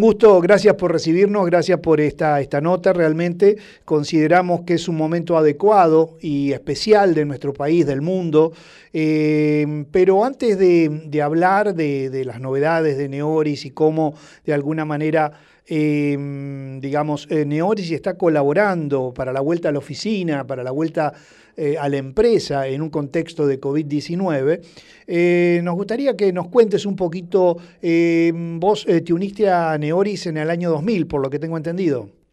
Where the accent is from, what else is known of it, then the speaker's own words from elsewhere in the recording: Rosario, Santa Fe, Argentina; como rosarino